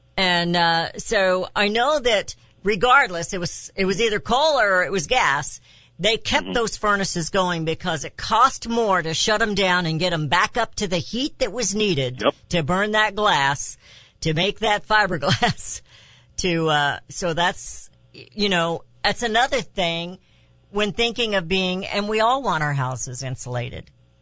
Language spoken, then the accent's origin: English; Raytown, Missouri, United States; also born or lived in Kansas City; I grew up in Raytown, Missouri